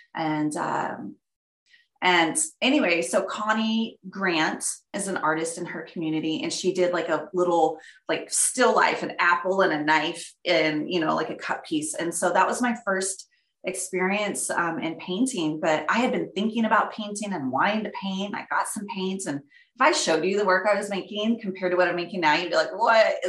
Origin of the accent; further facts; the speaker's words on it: outside Dallas, Texas, United States; moved away as an adult; also born or lived in Florida; now in Montana, United States; I grew up in Texas, uh, right outside of Dallas, in a small little community